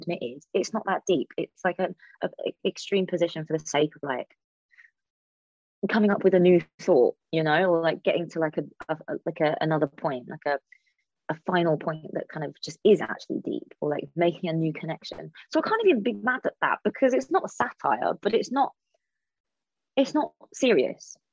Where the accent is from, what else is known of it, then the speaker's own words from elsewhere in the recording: London, United Kingdom; I'm a Londoner.